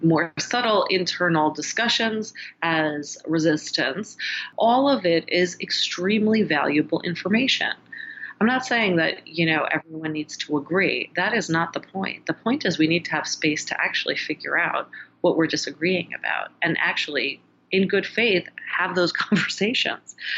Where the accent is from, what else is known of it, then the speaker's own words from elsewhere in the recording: United States; me as an American